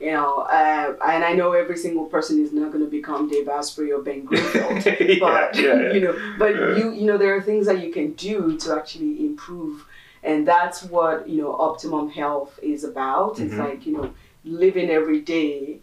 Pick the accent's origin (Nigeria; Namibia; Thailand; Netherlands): Nigeria; moved away; We're originally from Nigeria